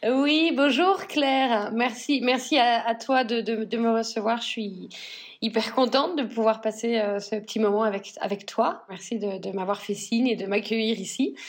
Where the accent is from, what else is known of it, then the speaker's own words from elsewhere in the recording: northern France, France; moved away as an adult; also born or lived in Paris / London; now in Spain; je viens donc du nord de la France et mes deux familles viennent de l'industrie textile